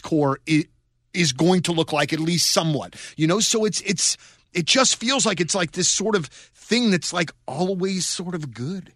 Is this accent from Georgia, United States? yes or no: no; St. Louis, Missouri, United States; we grew up here in Saint Louis